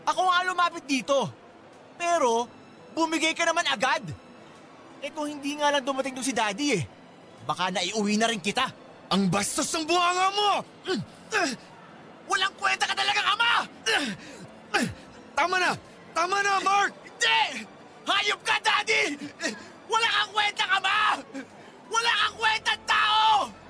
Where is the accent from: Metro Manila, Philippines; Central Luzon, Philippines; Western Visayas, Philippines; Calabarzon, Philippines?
Metro Manila, Philippines; Mandaluyong; Ah, ako kasi, taga Mandaluyong talaga ako eh.